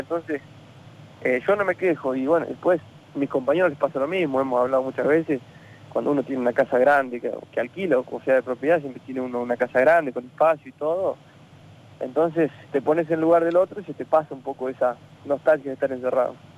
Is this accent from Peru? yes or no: no; La Pampa, Argentina; moved away as an adult; also born or lived in Italy; estoy en, mi pueblo acá en La Pampa